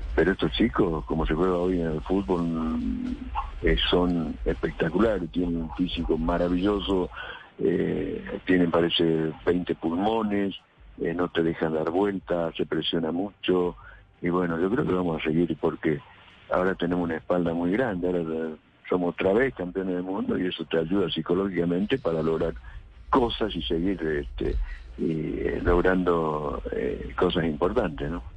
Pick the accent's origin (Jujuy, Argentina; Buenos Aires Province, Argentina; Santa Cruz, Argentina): Jujuy, Argentina; San Salvador de Jujuy; now in Córdoba, Argentina; Yo nací en San Salvador de Jujuy, vivo en Córdoba. Me adoptaron cordobés porque hace 43 años que vivo acá